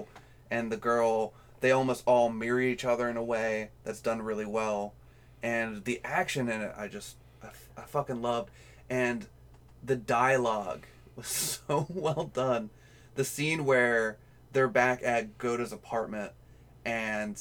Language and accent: English; United States; as an American